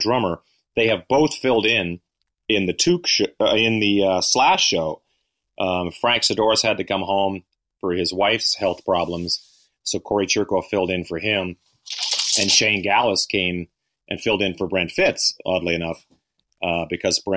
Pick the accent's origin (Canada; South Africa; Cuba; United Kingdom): Canada; now in United States; Both being Canadian, living in the U.S.